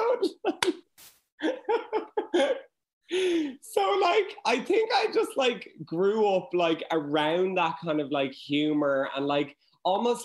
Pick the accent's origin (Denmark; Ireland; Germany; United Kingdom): Ireland; Dublin, Leinster; I'm from Churchtown